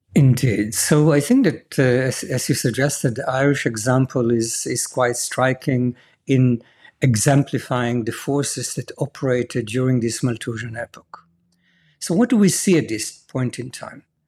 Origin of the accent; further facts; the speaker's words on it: Jerusalem, Jerusalem District, Israel; I was born and raised in Jerusalem